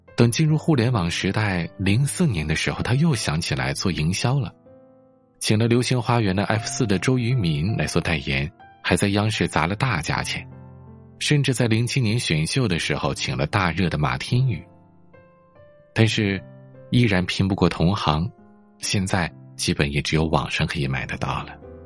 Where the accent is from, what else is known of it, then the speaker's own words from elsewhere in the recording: Northeast China, China; 我们东北人